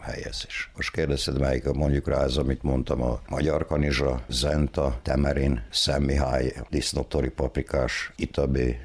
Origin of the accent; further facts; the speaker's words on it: Torda, Vojvodina, Serbia; now in Mužlja, Serbia; én tordai születésű vagyok, ottan nőttem fel.